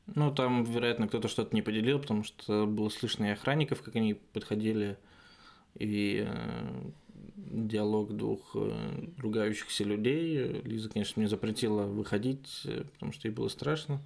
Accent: Russia; moved away as an adult; now in Germany; из России

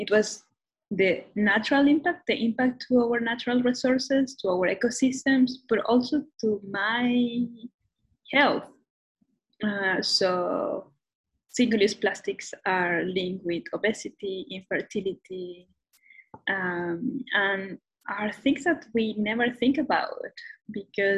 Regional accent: Mexico City, Mexico; English is a second language; now in Toronto, Canada; I'm originally from Mexico City. And right now I'm based in Toronto, Canada

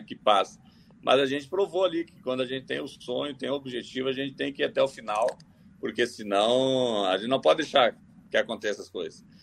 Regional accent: Gravataí, Rio Grande do Sul, Brazil; moved away as an adult; also born or lived in Curitiba / Natal / Maceió / Europe; Eu nasci em Gravataí, é, comecei no Grêmio com 13 anos, saindo aqui de Gravataí, pegando ônibus, indo, voltando

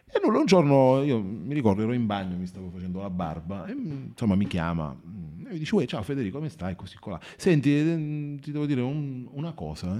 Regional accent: Marconia, Basilicata, Italy; sono di Marconia, sono originario di Marconia

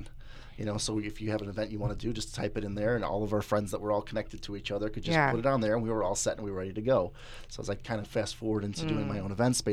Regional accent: Chicago, Illinois, United States; also born or lived in Wheaton, Illinois / River Grove, Illinois; I grew up in the west side of Chicago here

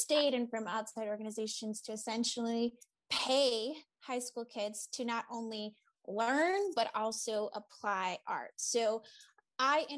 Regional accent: Boston area, Massachusetts, United States; around the Boston area, in my hometown.

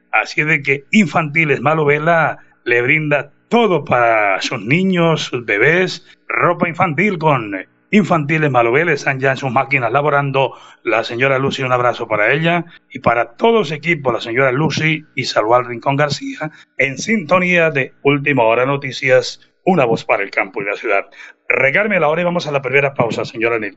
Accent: Páramo, Santander, Colombia; nosotros venimos de Vereda, ya el páramo de la salud, provincia de Guarentina

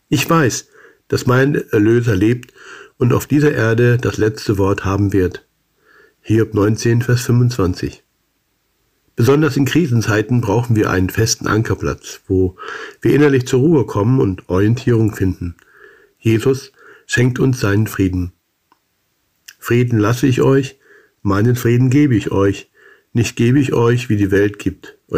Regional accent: Salzgitter, Lower Saxony, Germany; Nach zwei gesegneten Jahren mit OM lud mich in meiner Heimatstadt Salzgitter das Rentner-Ehepaar Fritz und Ruth zu einem Bibelkreis ein.

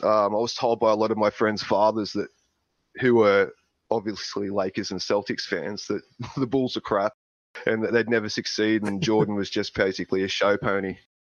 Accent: Australia; being an Australian

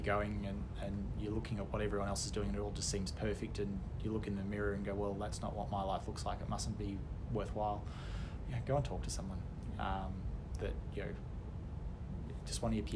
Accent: Canberra, Australian Capital Territory, Australia; I grew up in Canberra

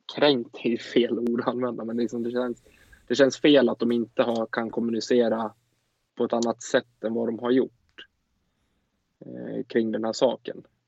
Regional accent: Sweden; vi som åtminstone svenskar

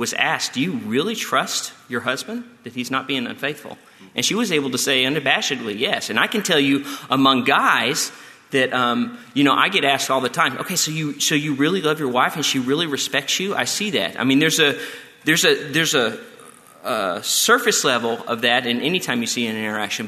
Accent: Texas, United States; moved away; We are from Texas

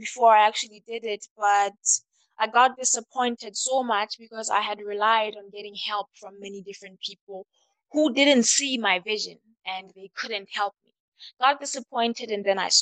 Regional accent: Lesotho; My hometown is Mafeking

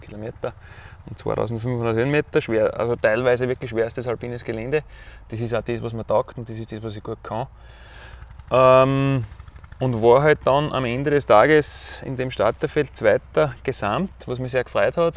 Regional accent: Weißenbach, Styria, Austria; Kurfstein, wie wir da sagen, bei uns in Weißenbach bei Haus

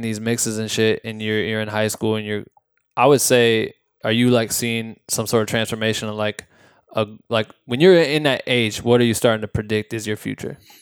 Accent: Iowa, United States; I grew up in Iowa

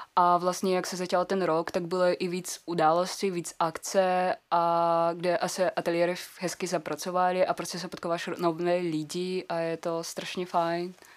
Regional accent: Kazakhstan; Czech is a second language; moved away as an adult; now in Czech Republic; jsem z Kazachstánu

